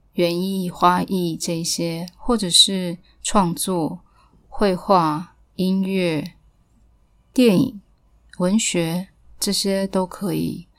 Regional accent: Taipei, Taiwan; 我记得我小时候其实是不是很喜欢离开 台北去到其他的乡镇

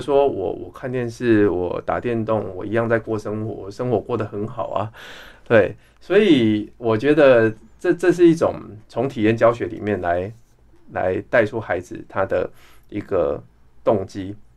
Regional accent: Wandan, Pingtung County, Taiwan; moved away; also born or lived in Texas, United States; 我其实是在乡下长大的孩子，我的老家是在屏东万丹

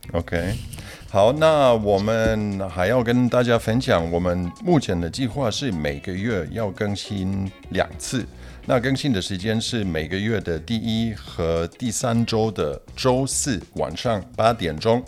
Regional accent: Germany; Chinese is a second language; also born or lived in Poland / Beijing, China; now in Taiwan; 我也是在波兰出生的，不过我是在德国长大的

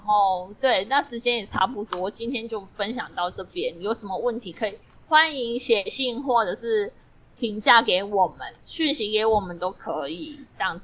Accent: Taiwan; 因为我们在台湾其实很少开口讲英文

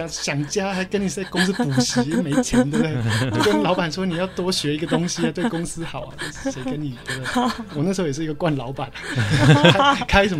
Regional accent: Taiwan; accent: Taiwanese accent (in English); 我们的英文有台湾腔

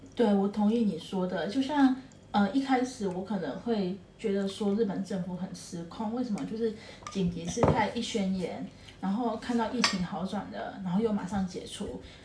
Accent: Taiwan; moved away as an adult; now in Japan; 我是台湾人的身份

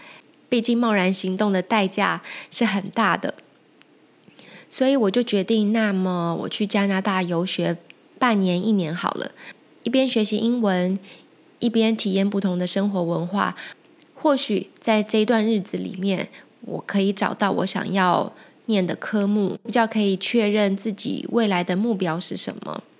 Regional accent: Taiwan; moved away as an adult; also born or lived in United States; now in Germany; 今天大家过得好吗？我在台湾出生、长大，念书到大学毕业后，嗯，去美国念硕士，一直到现在在德国定居。

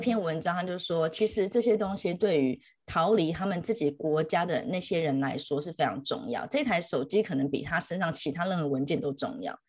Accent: Taiwan; also born or lived in Beijing; 我是台湾人

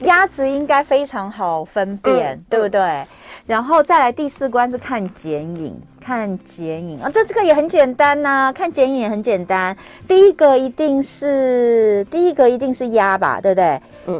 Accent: Taipei, Taiwan; 因为我是台北人

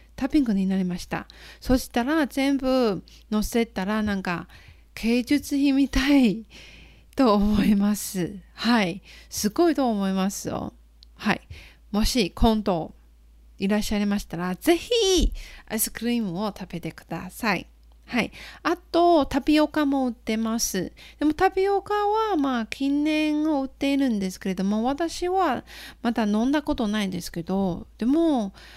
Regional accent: Nantou County, Taiwan; born or raised there; Japanese is a second language; moved away as an adult; also born or lived in Fukuoka, Japan; now in Taichung, Taiwan

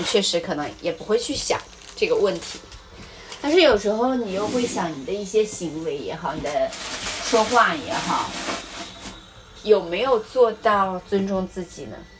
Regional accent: Hebei, China; moved away as an adult; also born or lived in Australia; 我从小出生在河北，然后环境污染很严重

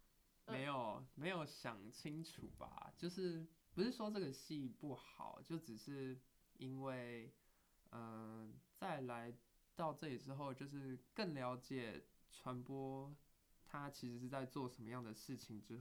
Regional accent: Tainan, Taiwan; 好，我是呃来自台湾的台南市，现在就读的是中正大学的企管系二年级

